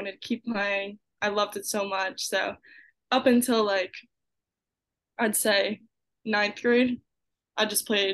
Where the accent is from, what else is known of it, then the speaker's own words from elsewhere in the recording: Collegeville, Pennsylvania, United States; I'm from Collegeville, PA.